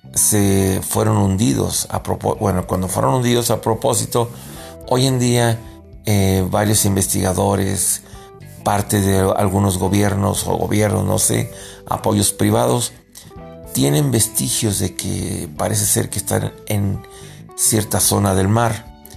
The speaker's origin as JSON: {"language": "Spanish", "country": "Mexico", "said": "Yo como mexicano"}